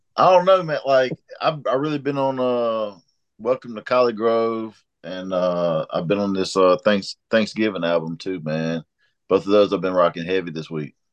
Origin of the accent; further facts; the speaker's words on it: Mississippi, United States; moved away; I'm from Mississippi